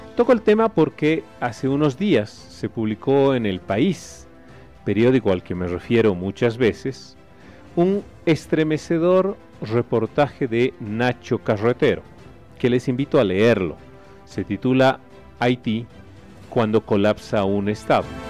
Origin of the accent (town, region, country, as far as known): Bolivia